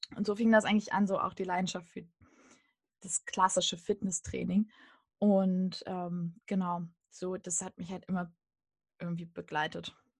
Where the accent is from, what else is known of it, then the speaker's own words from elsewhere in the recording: Hullersen, Lower Saxony, Germany; moved away as an adult; also born or lived in Göttingen / Braunschweig; now in Berlin, Germany; Hullersen ist mein Heimatdorf. Da habe ich äh, fast 18 Jahre gelebt